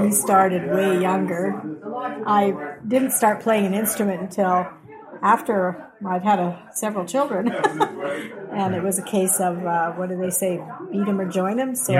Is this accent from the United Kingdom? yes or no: yes; Huddersfield, Yorkshire and the Humber, United Kingdom; also born or lived in Burwood / Regina; now in Canada; I was born in England.